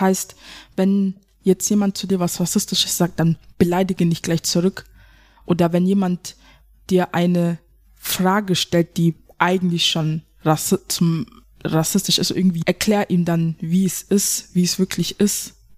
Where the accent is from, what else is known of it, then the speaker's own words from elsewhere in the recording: Germany; ich bin ja auch eine Deutsche. Ich hab einen Deutschen Pass, ich bin ja auch eine Deutsche.